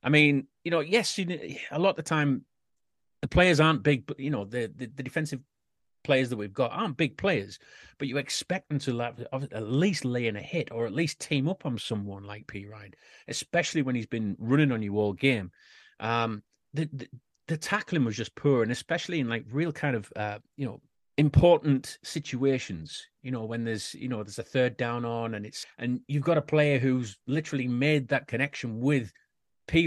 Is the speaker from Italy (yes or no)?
no; United Kingdom; We, us Brits